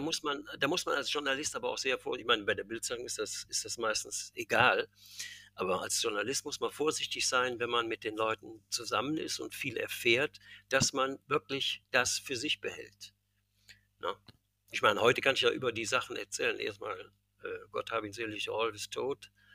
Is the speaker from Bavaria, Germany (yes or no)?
no; Cologne, North Rhine-Westphalia, Germany; ich bin ja Kölner, gebürtiger Kölner.